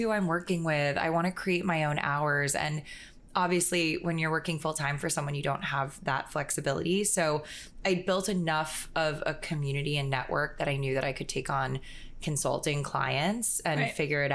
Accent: Florida, United States; growing up in Florida

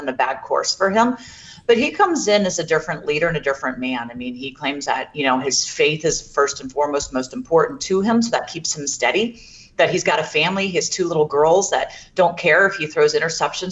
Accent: Jacksonville, Florida, United States; I'm actually from Jacksonville as well.

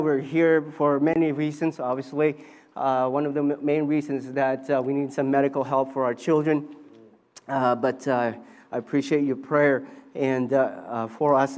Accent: Vancouver, British Columbia, Canada; moved away as an adult; also born or lived in Philippines; I grew up in Vancouver

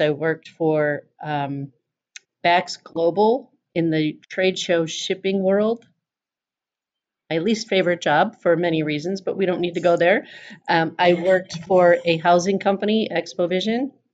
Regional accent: Chicago, Illinois, United States; I was from Chicago

